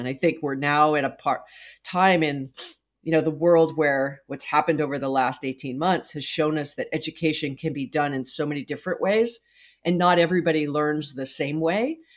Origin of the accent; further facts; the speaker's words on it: Hawaii, United States; moved away as an adult; I was born and raised in Hawaii.